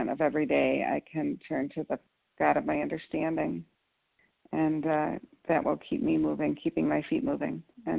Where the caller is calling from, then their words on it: Bismarck, North Dakota, United States; I'm calling from Bismarck, North Dakota.